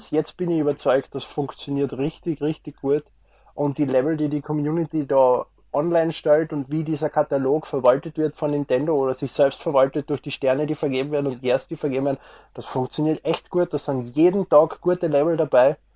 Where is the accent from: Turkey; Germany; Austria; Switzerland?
Austria; Was ich als Österreicher, als Bu noch